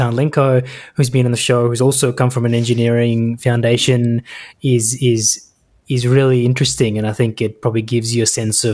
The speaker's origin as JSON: {"language": "English", "town": "Melbourne", "region": "Victoria", "country": "Australia", "tie": "born or raised there", "said": "I grew up in Melbourne and lived there most of my life"}